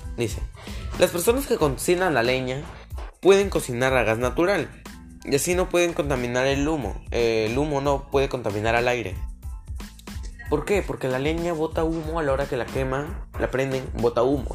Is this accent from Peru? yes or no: yes; Peru; como peruanos